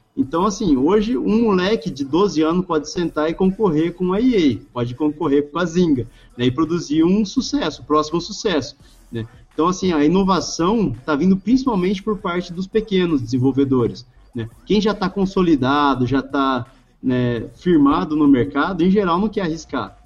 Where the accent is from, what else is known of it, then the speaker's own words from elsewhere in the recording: Brazil; A gente, como brasileiro